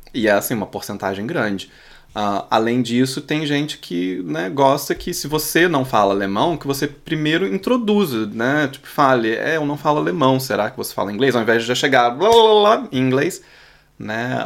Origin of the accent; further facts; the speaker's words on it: Brazil; first language Portuguese; moved away as an adult; now in Berlin, Germany; eu, como brasileiro